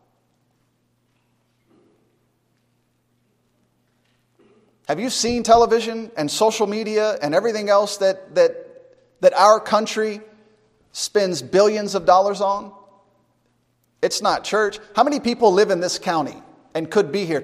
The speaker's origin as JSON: {"language": "English", "country": "United States", "said": "being an American"}